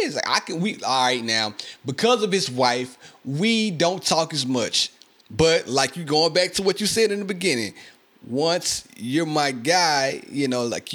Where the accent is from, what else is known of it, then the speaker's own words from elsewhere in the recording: Mississippi, United States; I love my hometown, man. I love Mississippi.